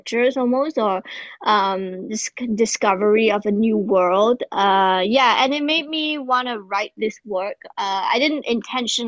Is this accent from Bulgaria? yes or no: no; Singapore; I'm a Singaporean artist and clown